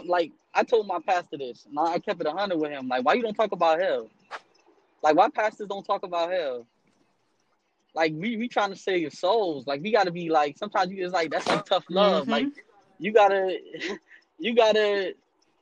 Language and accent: English; Miami, Florida, United States; I'm from Miami, Florida